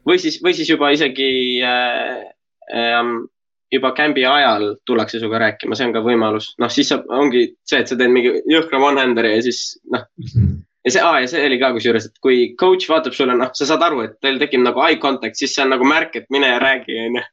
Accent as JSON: {"language": "Estonian", "country": "Estonia", "said": "kui mult küsiti, et noh, et äh, kust ma pärit olen, ma ütlesin Eesti"}